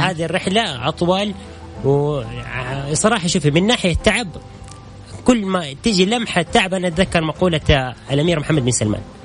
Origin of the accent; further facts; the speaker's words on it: Saudi Arabia; كاول سعودي